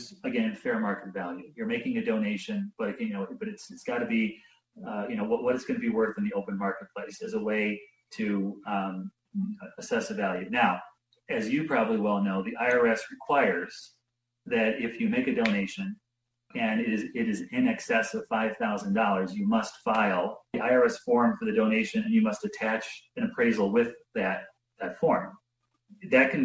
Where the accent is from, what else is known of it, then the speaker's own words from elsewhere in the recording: Wisconsin, United States; also born or lived in Janesville, Wisconsin / Milwaukee, Wisconsin; I'm from Wisconsin